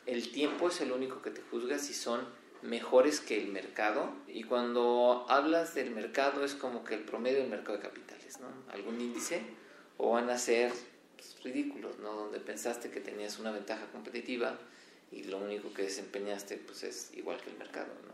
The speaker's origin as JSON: {"language": "Spanish", "country": "Mexico", "said": "seguimos siendo más mexicanos"}